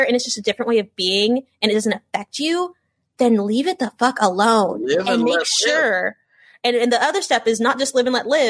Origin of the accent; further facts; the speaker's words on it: Los Angeles, California, United States; I'm from Los Angeles, California. My parents, Los Angeles. My grandparents, Los Angeles.